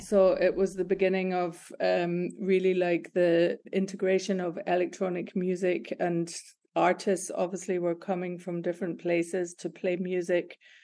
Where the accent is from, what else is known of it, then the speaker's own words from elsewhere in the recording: Glasgow, Scotland, United Kingdom; moved away as an adult; also born or lived in Berlin; I'm born and bred in Glasgow, Scotland.